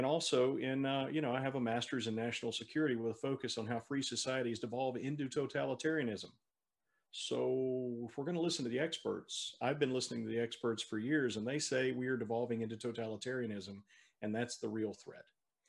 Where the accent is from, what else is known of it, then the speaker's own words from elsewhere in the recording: Louisiana, United States; also born or lived in Mississippi / North Carolina; I am from another state. I grew up in Louisiana, Mississippi, and North Carolina.